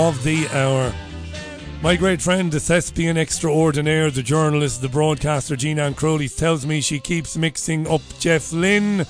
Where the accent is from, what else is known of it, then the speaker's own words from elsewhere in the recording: Ireland; now in United Kingdom; I'm an Irishman